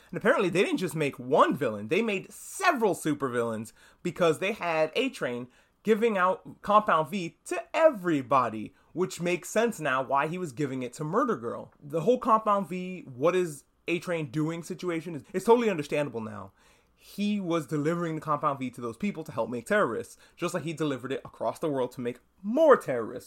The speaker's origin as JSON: {"language": "English", "region": "New York", "country": "United States", "said": "I'm from New York"}